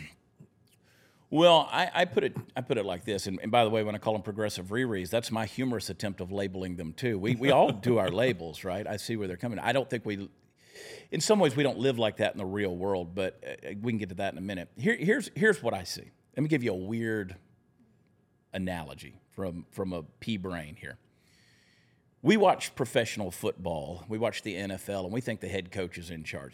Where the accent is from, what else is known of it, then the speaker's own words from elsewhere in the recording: Augusta, Georgia, United States; also born or lived in New Jersey; I was born in New Jersey. That's where my mother was when she went into labor. And I'm not from New Jersey. I just happened to be born there. I grew up in Augusta, Georgia